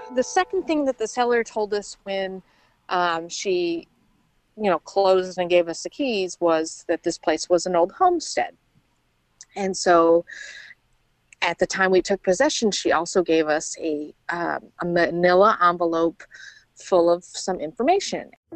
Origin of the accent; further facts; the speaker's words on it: outside of Chicago, Indiana, United States; I was born and raised in Indiana, and you know, outside of Chicago.